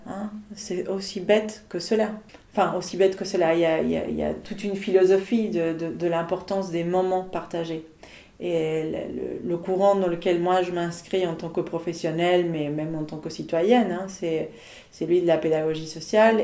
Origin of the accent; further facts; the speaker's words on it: Buenos Aires, Argentina; moved away as an adult; also born or lived in Paris, France; now in Nantes, France; Je suis née en Argentine il y a 40 ans, à Buenos Aires. Et en 2021, j'ai fêté mes premières 20 années de vie en France.